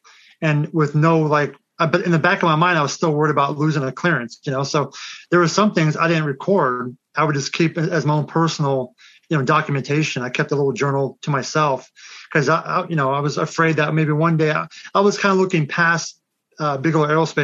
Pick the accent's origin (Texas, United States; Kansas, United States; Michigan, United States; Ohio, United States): Kansas, United States; I was born and raised in Kansas